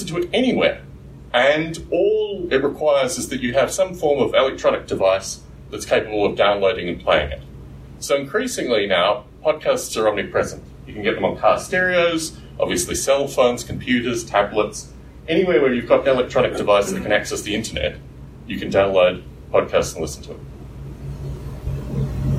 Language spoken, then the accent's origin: English; Canberra, Australian Capital Territory, Australia; moved away; also born or lived in Adelaide, South Australia; I was born in Adelaide in South Australia, and I was raised in Canberra